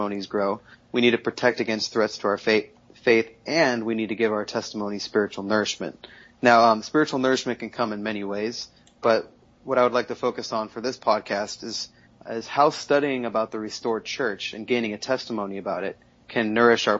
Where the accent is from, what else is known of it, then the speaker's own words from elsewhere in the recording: Southern California, United States; also born or lived in Mexico City; I grew up in Southern California